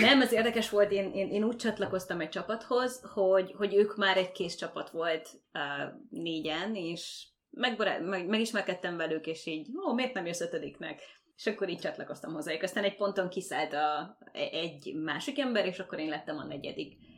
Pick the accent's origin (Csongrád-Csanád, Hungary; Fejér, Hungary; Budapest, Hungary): Fejér, Hungary; Székesfehérvár; moved away as an adult; now in Canada; Székesfehérvári vagyok